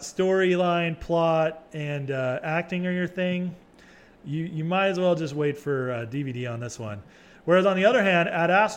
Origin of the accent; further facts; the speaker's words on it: California, United States; now in Texas, United States; I'm a Californian